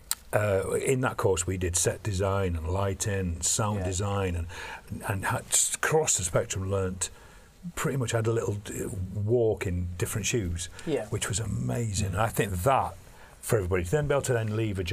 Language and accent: English; Barnes, London, United Kingdom; I was this kid from Barnes